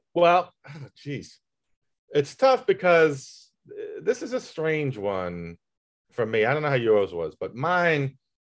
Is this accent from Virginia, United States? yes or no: yes; Tappahannock, Virginia, United States; moved away; my hometown, uh, Tappahannock